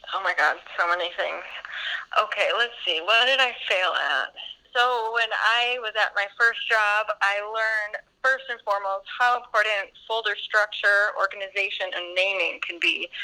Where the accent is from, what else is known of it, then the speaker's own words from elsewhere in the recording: United States; moved away as an adult; now in Stockholm, Sweden; I am an American